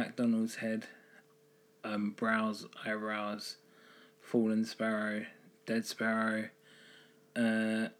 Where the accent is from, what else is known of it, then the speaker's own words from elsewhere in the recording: Southend-on-Sea, East of England, United Kingdom; moved away as an adult; also born or lived in Cornwall; I was born in Southend on the sea, there's just everything there. Like, don't really need to drive.